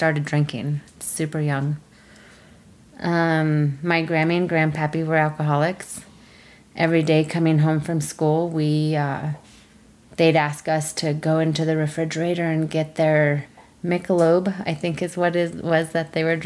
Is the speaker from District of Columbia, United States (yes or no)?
no; Lafayette, Colorado, United States; also born or lived in Denver, Colorado / Indian reservation; I was born in Denver, Colorado, and I grew up the majority of my life in Lafayette, Colorado